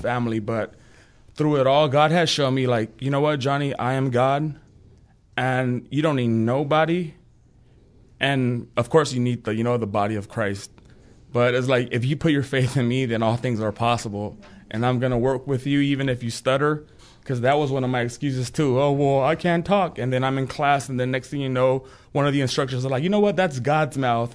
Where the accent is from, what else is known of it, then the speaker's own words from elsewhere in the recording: California, United States; moved away as an adult; now in Broken Arrow, United States; I'm from California